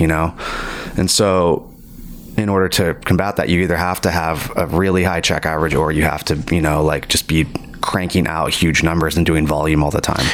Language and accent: English; California, United States; also born or lived in Virginia; We ended up moving to California when I was I don't know like eight or nine or something like that you know, I'm definitely California raised